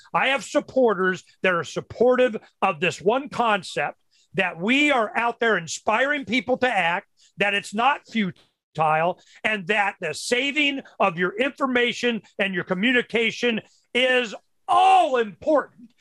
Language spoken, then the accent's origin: English; Florida, United States; when I was brought up in Florida, you know, in the uh, 60s